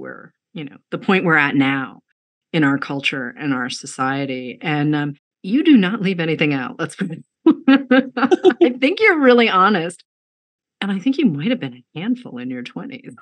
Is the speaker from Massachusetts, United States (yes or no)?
yes; outside of Boston, Massachusetts, United States; also born or lived in New York / Washington, District of Columbia, United States / Chicago; now in Los Angeles, United States; I grew up outside of Boston